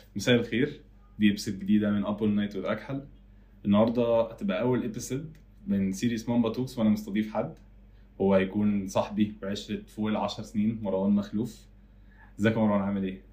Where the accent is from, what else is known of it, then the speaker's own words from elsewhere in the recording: Egypt; في بلدنا